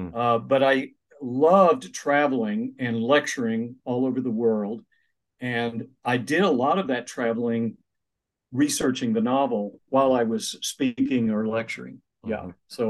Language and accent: English; Oklahoma, United States; moved away as an adult; also born or lived in Pittsburgh, Pennsylvania / Richmond, Virginia; now in Maryville, Tennessee, United States; I grew up in Oklahoma, went to University of Tulsa